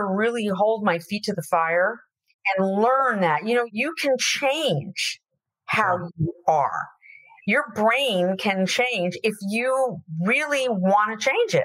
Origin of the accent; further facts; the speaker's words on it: Florida, United States; I'm from Florida